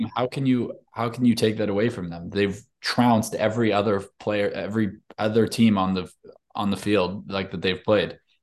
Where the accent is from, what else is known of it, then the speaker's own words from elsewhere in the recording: Ohio, United States; I'm from Ohio